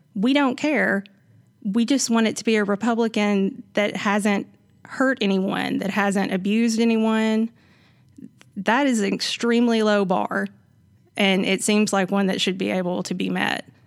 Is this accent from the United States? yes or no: yes; Savannah, Tennessee, United States; I'm from here. I'm from Savannah. It's right up the road.